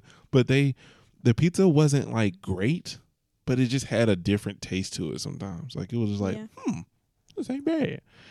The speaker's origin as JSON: {"language": "English", "town": "Atlanta", "region": "Georgia", "country": "United States", "said": "I'm from Atlanta, Georgia."}